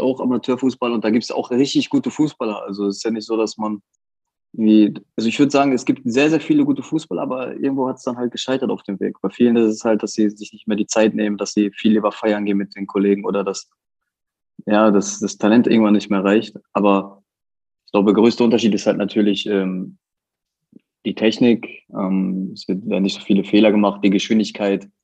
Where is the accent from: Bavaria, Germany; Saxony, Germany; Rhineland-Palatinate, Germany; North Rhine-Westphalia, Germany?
North Rhine-Westphalia, Germany; Bottrop; moved away as an adult; meine Heimat. Ich habe da 18 Jahre gelebt